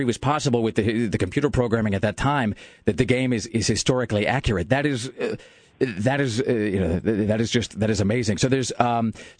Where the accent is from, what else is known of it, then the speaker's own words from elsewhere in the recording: the Northwest, Pacific Northwest, United States; now in Portland, United States; growing up in the Northwest, as I did